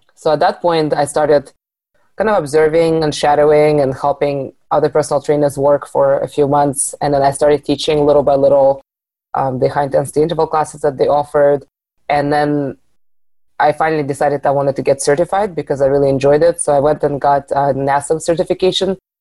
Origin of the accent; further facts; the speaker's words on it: Arizona, United States; moved away; also born or lived in Seattle; I moved back to Arizona from Seattle a couple of years ago